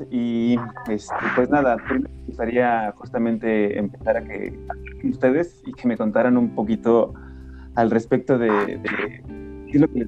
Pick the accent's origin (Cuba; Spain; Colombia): Colombia; Bogotá; soy de, de Bogotá, Colombia.